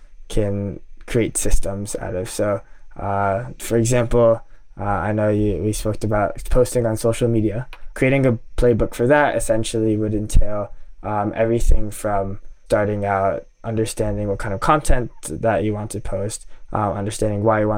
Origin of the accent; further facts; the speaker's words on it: New York City, New York, United States; also born or lived in Tokyo, Japan; I grew up kind of in New York City and Tokyo over the past 18, 19 years, just going back and forth between public schools.